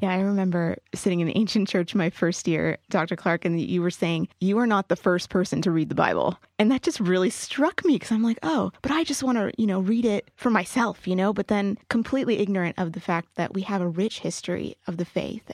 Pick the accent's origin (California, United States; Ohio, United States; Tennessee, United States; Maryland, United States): California, United States; Riverside; now in San Diego, United States; I'm from Riverside, California